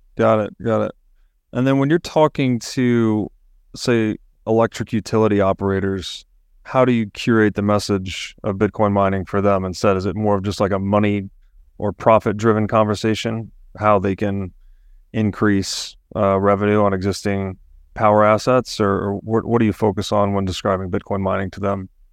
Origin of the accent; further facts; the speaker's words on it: Chattanooga, Tennessee, United States; I grew up in Chattanooga, Tennessee